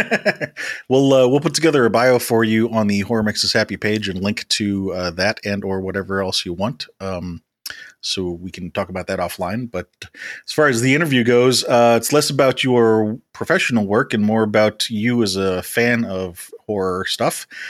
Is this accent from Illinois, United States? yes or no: yes; Chicago, Illinois, United States; growing up in Chicago